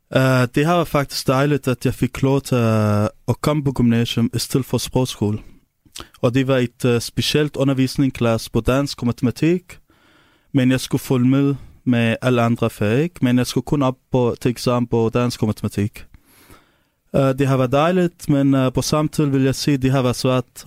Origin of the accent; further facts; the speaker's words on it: Syria; Danish is a second language; now in Denmark; jeg kommer fra Syrien, og det er der, hvor jeg kommer fra